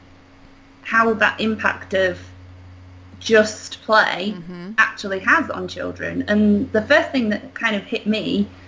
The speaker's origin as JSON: {"language": "English", "region": "England", "country": "United Kingdom", "accent": "British", "moved": "as an adult", "lives_now": "Arkansas, United States", "said": "I'm not American. Basically, I lived in England until December 2016 when I moved over here and I now live in Arkansas"}